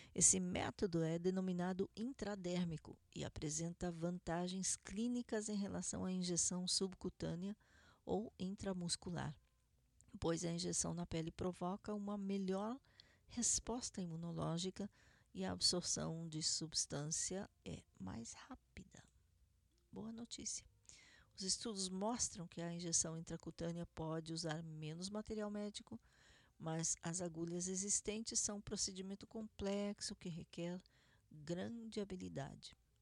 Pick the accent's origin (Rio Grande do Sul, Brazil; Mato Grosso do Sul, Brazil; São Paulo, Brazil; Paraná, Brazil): Paraná, Brazil; Curitiba; now in Israel; Curitiba, Paraná, minha cidade natal